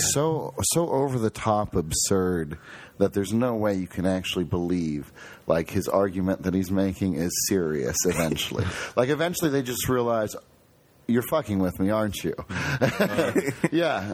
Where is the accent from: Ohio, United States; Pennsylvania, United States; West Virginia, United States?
Ohio, United States; Toledo; now in Columbus, United States; we grew up in Toledo